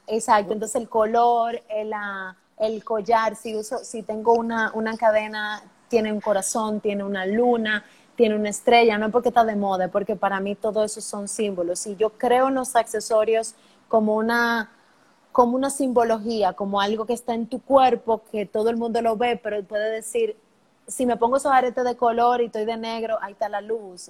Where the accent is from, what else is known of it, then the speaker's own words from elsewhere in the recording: Dominican Republic; Mi, país es lo máximo